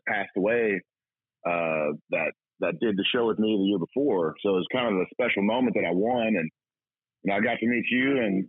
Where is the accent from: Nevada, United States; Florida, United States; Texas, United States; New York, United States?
Texas, United States; I'm from Texas